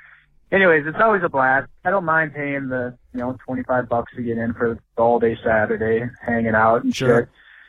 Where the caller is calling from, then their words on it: Minneapolis, Minnesota, United States; I'm from Minneapolis calling in here.